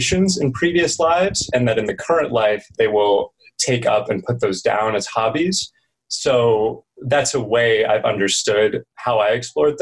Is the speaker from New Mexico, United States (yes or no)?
yes; New Mexico, United States; also born or lived in California / Colorado; grew up in California, transitioned to New Mexico, spent a lot of time in the Southwest since then